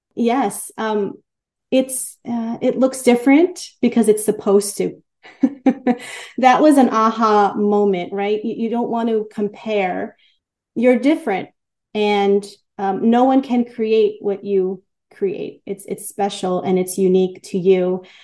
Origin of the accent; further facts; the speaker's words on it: New York City, New York, United States; I grew up in in in Queens